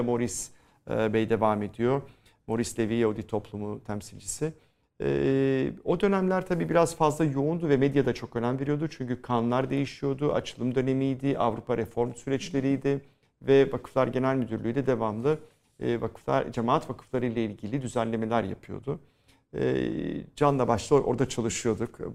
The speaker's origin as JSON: {"language": "Turkish", "region": "Istanbul", "country": "Turkey", "said": "biz Rumlar da o dönemde kopya ekana derdik"}